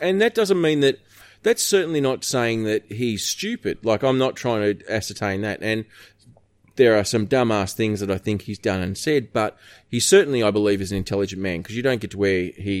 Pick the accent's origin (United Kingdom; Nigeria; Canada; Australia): Australia; We're Australian.